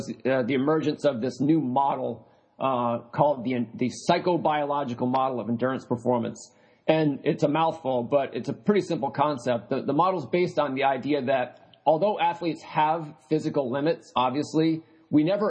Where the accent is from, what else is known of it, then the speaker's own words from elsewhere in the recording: New Hampshire, United States; when I was growing up in New Hampshire, my father ran marathons